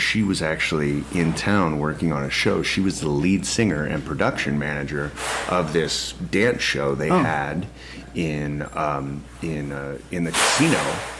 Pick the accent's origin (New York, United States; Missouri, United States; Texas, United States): Missouri, United States; St. Louis; moved away; I grew up in the Midwest. I grew up in St. Louis area.